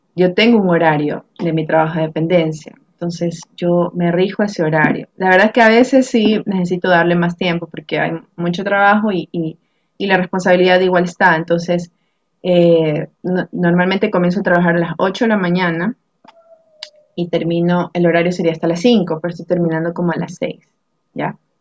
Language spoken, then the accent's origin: Spanish; Guayaquil, Guayas, Ecuador; yo soy de aquí de Guayaquil, Ecuador